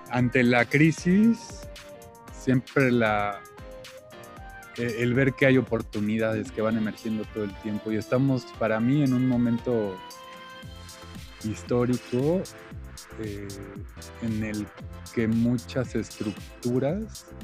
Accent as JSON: {"language": "Spanish", "country": "Mexico", "said": "Eh, yo soy, bueno, por mi nombre … soy mexicano-inglés."}